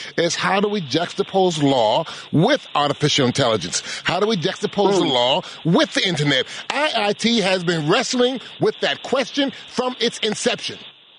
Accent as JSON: {"language": "English", "region": "Massachusetts", "country": "United States", "said": "I'm from Massachusetts."}